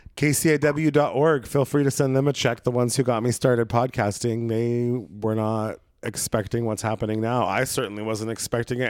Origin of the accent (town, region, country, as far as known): Brookings, Oregon, United States; born or raised there; moved away